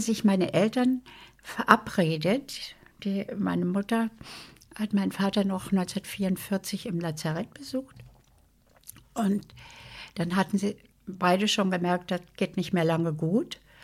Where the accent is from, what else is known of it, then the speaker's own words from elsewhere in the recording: Berlin, Germany; Ich bin in Berlin Langwitz geboren, das ist im Süden von Berlin und Langwitz und wir haben gewohnt in Lichterfelde Ost.